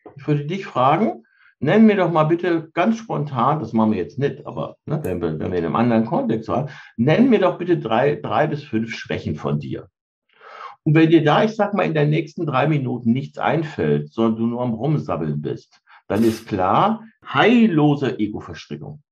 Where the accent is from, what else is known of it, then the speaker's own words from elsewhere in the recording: Cologne-Bonn area, North Rhine-Westphalia, Germany; ich komme aus der Ecke Köln-Bonn